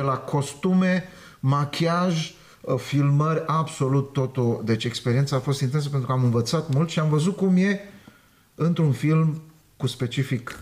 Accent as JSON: {"language": "Romanian", "country": "Romania", "tie": "born or raised there", "said": "Eu m-am născut în România. Sunt cetățean român."}